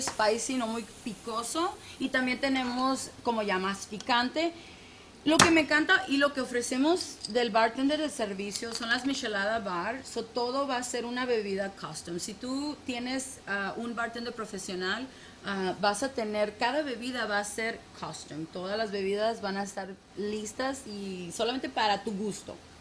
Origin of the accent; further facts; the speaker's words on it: Mexico; es típico como mexicana, me dieron tres nombres, 200 apellidos